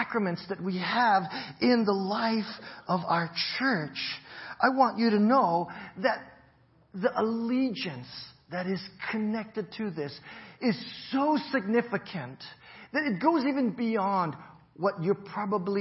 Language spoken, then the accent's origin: English; United States